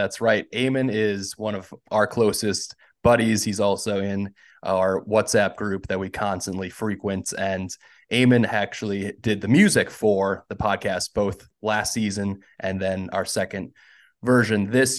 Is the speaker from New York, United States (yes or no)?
no; near Milwaukee, Wisconsin, United States; which is near my hometown roots.